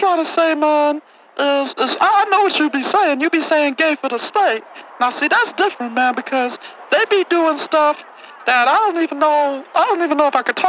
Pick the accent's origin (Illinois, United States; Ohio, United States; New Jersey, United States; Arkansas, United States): Ohio, United States; Cleveland; man, I'm from Cleveland.